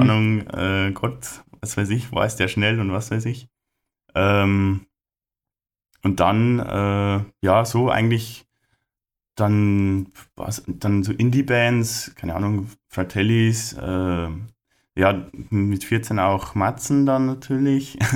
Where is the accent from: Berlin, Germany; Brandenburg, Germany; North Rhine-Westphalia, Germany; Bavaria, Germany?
Bavaria, Germany; Lower; bei uns in Niederbayern, Oberpfalz